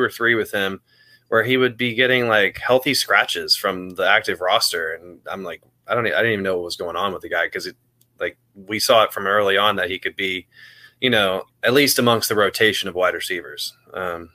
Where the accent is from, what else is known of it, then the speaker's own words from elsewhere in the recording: Cincinnati, Ohio, United States; moved away as an adult; also born or lived in Kentucky; now in Florida, United States; I'm from Cincinnati, born and raised. I grew up in Ohio into my 20s